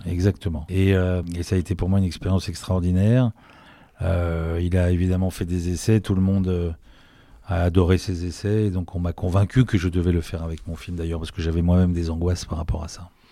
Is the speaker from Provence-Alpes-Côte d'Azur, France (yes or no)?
no; Paris, Île-de-France, France; je suis un vrai Parisien